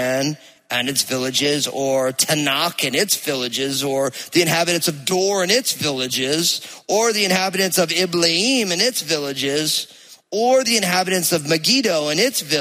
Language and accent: English; New Jersey, United States; accent: Jersey; my Jersey accent